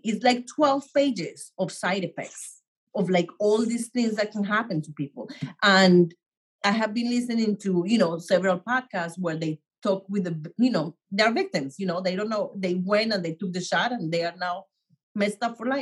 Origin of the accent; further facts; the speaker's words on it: Colombia; now in New York, United States; I grew up in Colombia